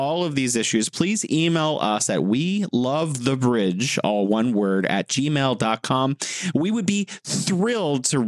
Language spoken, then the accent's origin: English; United States; I grew up in the United States